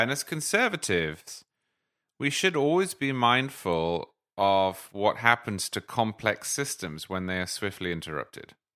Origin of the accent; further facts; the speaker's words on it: United Kingdom; as a Brit